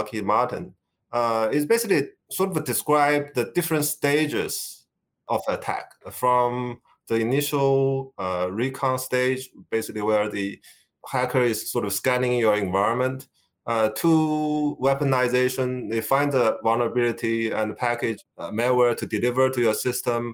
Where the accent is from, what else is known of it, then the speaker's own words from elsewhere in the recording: China; moved away as an adult; Originally, I come from China. So I come here for grad study about 30 years ago.